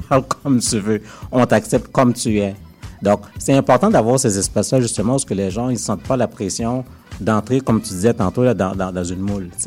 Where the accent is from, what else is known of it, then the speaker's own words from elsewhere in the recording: Montreal, Quebec, Canada; je, suis né à Montréal, j'ai grandi à Montréal